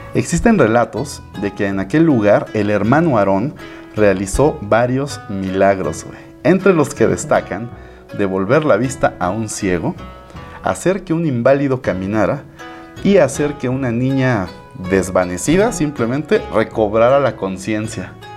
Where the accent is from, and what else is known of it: Mexico